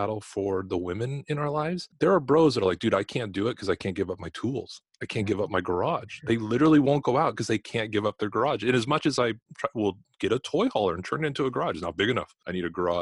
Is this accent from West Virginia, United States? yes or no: no; Los Angeles, California, United States; moved away; I'm from Los Angeles originally. My parents were both in television